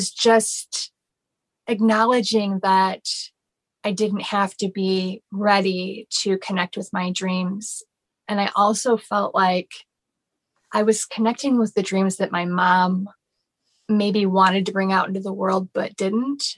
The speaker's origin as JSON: {"language": "English", "town": "Chicago", "region": "Illinois", "country": "United States", "moved": "yes", "lives_now": "Orlando, United States", "said": "I'm from Chicago"}